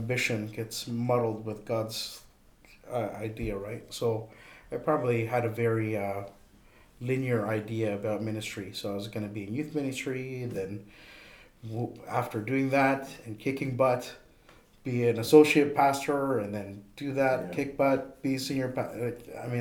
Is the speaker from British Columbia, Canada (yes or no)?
no; Toronto, Ontario, Canada; moved away as an adult; also born or lived in Edmonton; the school moved to Toronto, oddly enough, I left, even though that was technically coming to my hometown